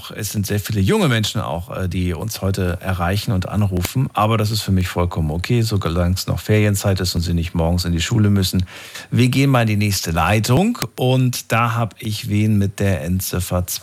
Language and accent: German; Würzburg, Bavaria, Germany; Wo kommst du her? Servus. Haha, aus Würzburg.